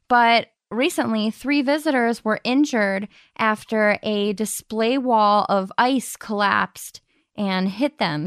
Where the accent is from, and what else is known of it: Madison, Ohio, United States